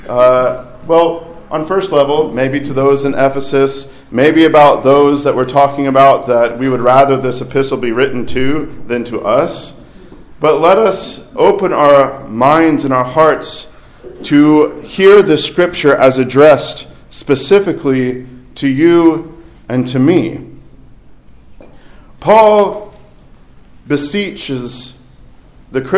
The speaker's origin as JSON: {"language": "English", "region": "Arkansas", "country": "United States", "tie": "born or raised there", "said": "I grew up in Arkansas"}